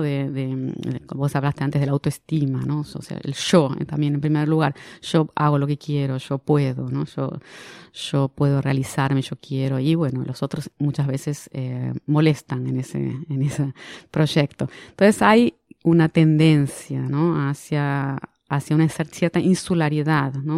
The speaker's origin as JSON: {"language": "Spanish", "country": "Argentina", "moved": "as an adult", "lives_now": "Brazil", "said": "soy argentina, pero vivo en Brasil hace 25 años"}